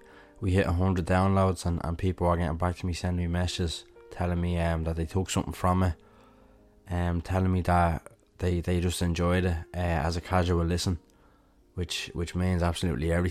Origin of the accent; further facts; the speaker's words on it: Dublin, Leinster, Ireland; I'm from Dublin